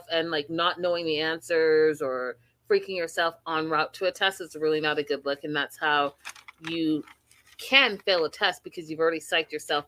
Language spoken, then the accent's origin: English; Canada; I am from Canada.